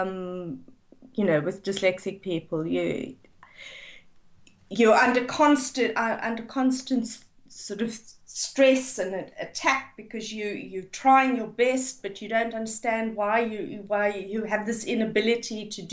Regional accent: South Africa; moved away; I grew up in South Africa

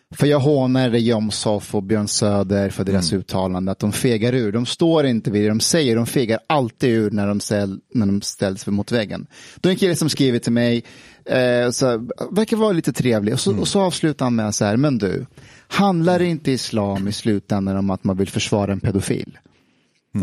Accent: Afghanistan; moved away; när jag växte upp i Afghanistan

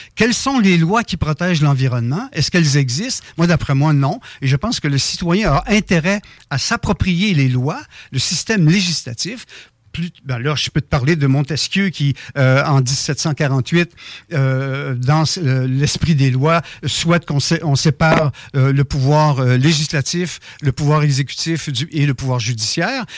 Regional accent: Saint-Malachie, Quebec, Canada; je suis originaire du Québec. j'ai passé une bonne partie de mon enfance dans Dorchester, ça s'appelait dans Beau-Sud, Saint-Malachie.

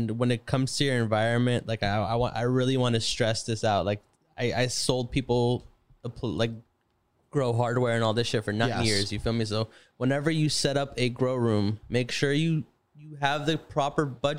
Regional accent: Lebanon; I knew nothing. I was fresh from Lebanon. I didn't have any experience.

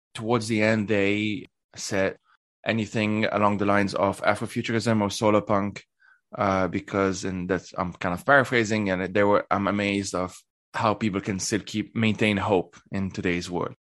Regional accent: Lebanon; moved away as an adult; now in Switzerland; I grew up in in Lebanon, uh, and I currently live in Switzerland.

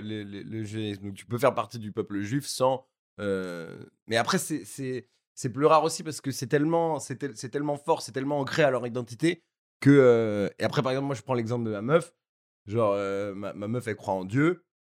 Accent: Paris, Île-de-France, France; also born or lived in Corsica; j'ai grandi à Paris dans le 7ème

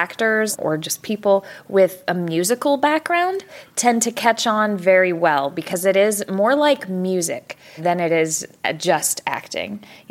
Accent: Dallas, Texas, United States; I'm a voice actress for anime dubs. I'm from Dallas, Texas.

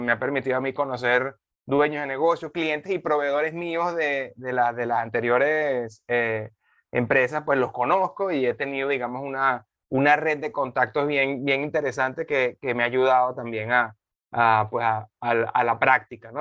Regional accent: Venezuela; moved away as an adult; also born or lived in Dominican Republic; now in Panama; yo, yo soy venezolano

